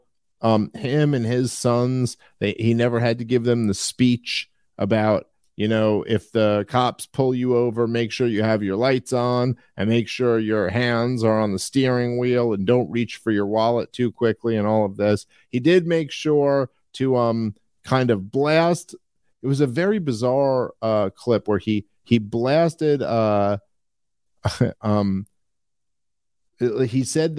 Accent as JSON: {"language": "English", "town": "New York City", "region": "New York", "country": "United States", "tie": "born or raised there", "said": "growing up in Brooklyn, New York"}